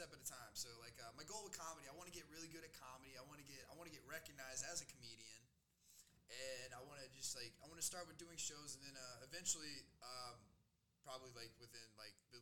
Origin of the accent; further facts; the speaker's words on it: South Carolina, United States; moved away as an adult; now in Denver, United States; I grew up in South Carolina